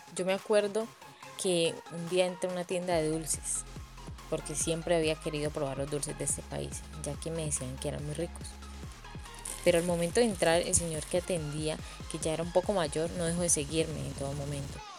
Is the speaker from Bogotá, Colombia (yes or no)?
no; Cali, Valle del Cauca, Colombia; accent: caleño; moved away; es mi acento caleño